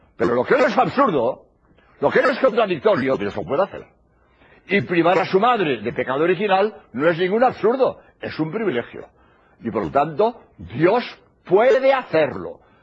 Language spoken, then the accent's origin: Spanish; Spain; soy jesuita español